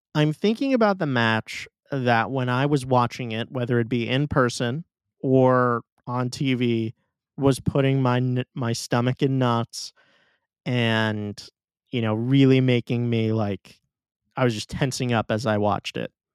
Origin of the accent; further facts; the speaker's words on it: New York City, New York, United States; my hometown tournament